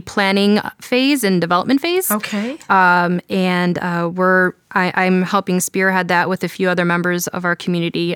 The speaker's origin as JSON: {"language": "English", "town": "Detroit", "region": "Michigan", "country": "United States", "tie": "born or raised there", "moved": "yes", "lives_now": "Cleveland, United States", "said": "I grew up in Detroit"}